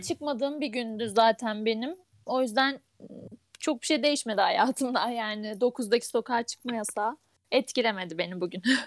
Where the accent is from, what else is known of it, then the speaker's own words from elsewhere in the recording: Ankara, Turkey; moved away as an adult; now in Kütahya, Turkey; Ankara'da büyüdüm. Ama 6 yıldır Kütahya'da yaşıyorum